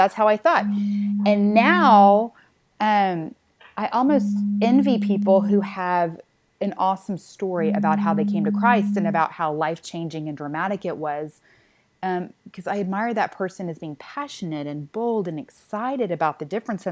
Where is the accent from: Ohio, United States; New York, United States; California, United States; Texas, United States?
Texas, United States; accent: Texan; mine is Texan